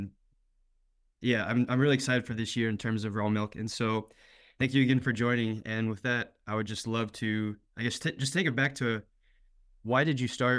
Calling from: Austin, Texas, United States; So I'm in Austin, Texas.

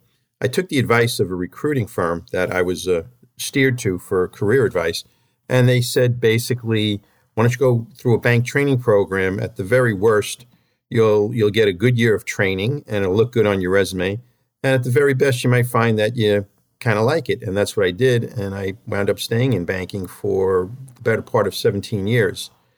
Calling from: Huntington, New York, United States; I'm calling in from Huntington, which is on the western edge of Suffolk County in Long Island.

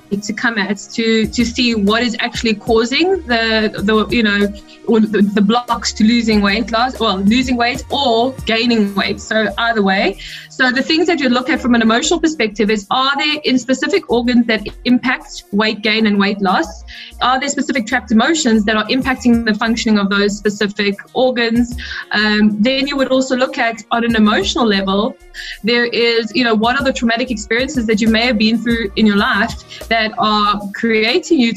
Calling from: South Africa; I'm tuned in from South Africa.

